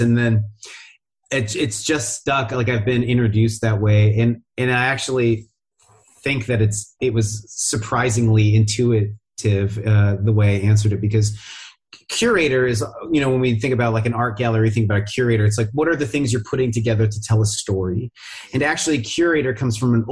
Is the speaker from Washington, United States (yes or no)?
yes; Seattle, Washington, United States; I grew up in Seattle